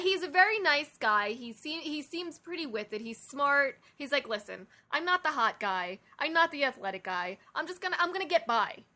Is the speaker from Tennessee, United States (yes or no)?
no; New York, United States; we're from New York